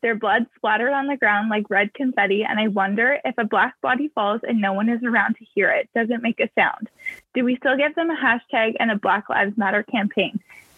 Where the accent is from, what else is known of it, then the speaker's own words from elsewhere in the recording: Whitby, Ontario, Canada; I'm from Whitby. It's a very white place. And you mentioned this in your book. It is growing slightly more diverse, but it is known as being a very predominantly white town.